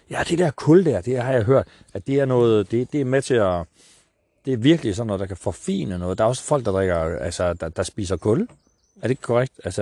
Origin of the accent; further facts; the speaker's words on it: Vestegnen, Capital Region of Denmark, Denmark; also born or lived in North Jutland; jeg er vokset op på Vestegnen